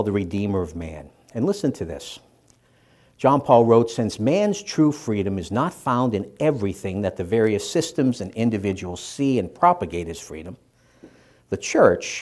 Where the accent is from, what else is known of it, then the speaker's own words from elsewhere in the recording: Boston, Massachusetts, United States; When I was a little boy growing up in Dorchester, Massachusetts, and you can still tell the accent